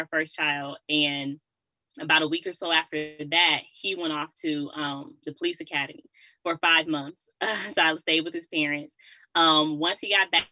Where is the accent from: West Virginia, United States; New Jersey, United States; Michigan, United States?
Michigan, United States; Detroit; moved away as an adult; I'm from Detroit